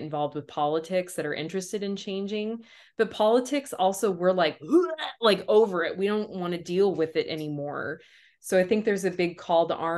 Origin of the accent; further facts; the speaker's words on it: United States; my perspective as being American. Like, love it, hate it, all of the things that I feel around being born here